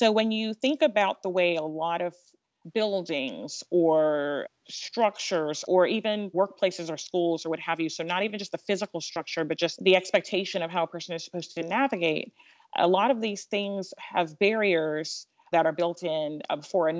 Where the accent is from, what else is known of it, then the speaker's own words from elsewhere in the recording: United States; I'm African American. I'm also of African descent. My parents are African immigrants